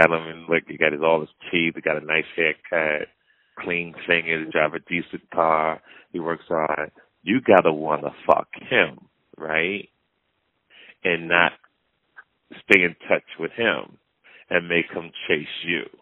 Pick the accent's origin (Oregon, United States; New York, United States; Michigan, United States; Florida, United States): Michigan, United States; born or raised there; moved away; also born or lived in West Bloomfield, Michigan